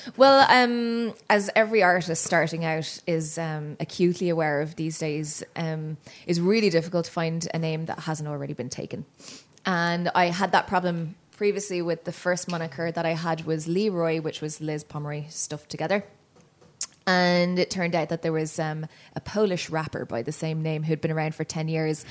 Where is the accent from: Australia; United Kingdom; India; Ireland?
Ireland; Dublin, Leinster; moved away as an adult; now in Toronto, Canada; I grew up in Dublin